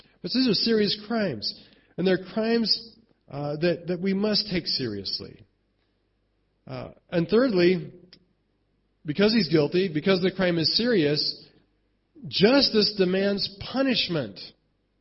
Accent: United States; I'm American

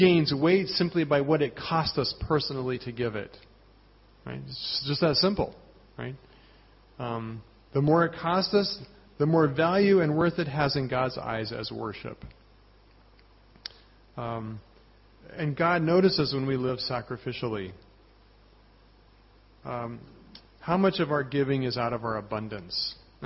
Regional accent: Colorado, United States; moved away; I'm from Colorado.

